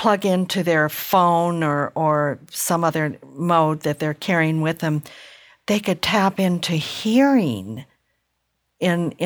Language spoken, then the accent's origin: English; the South, United States; moved away; I grew up partially in the South